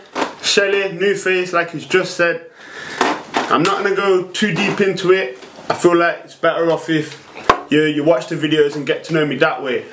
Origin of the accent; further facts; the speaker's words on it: Nottingham, East Midlands, United Kingdom; Nottingham, St. Anne's, born and raised. I'm 21 years young.